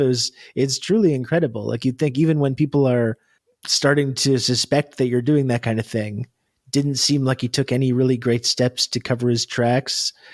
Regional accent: Canada; being Canadian

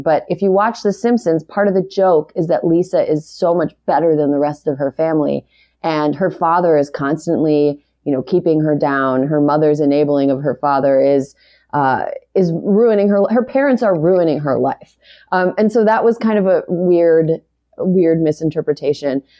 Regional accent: Wisconsin's seventh district, United States; also born or lived in Utah; now in Los Angeles, United States; I'm from Wisconsin's seventh district, which is very rural

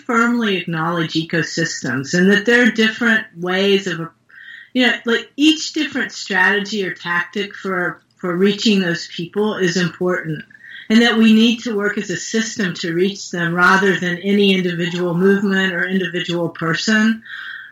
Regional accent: West Virginia, United States; moved away; I'm from West Virginia originally

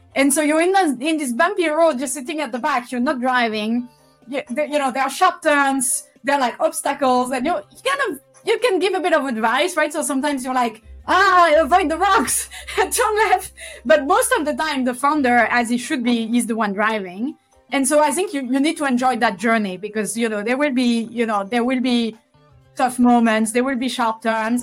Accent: Toulouse, Occitania, France; moved away; back in France, back in Toulouse, my, my hometown

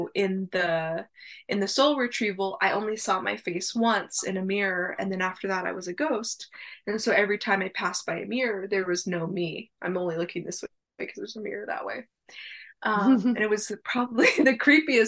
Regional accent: Arizona, United States; moved away; also born or lived in Maine; I'm from Arizona, and I moved to Maine twice

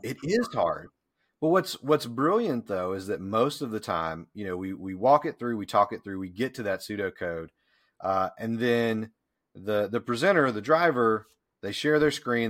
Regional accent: Deep South, United States; moved away as an adult; also born or lived in Memphis, Tennessee; now in Pickens, United States; having grown up in the deep South

